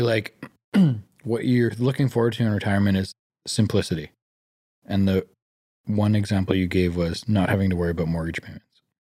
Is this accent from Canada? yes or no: yes; Vancouver, British Columbia, Canada; growing up in Greater Vancouver, we're very, very privileged